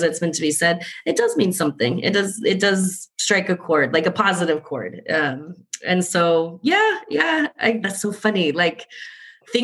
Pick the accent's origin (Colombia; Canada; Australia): Colombia; also born or lived in Southwest United States; now in United States; I'm originally from Colombia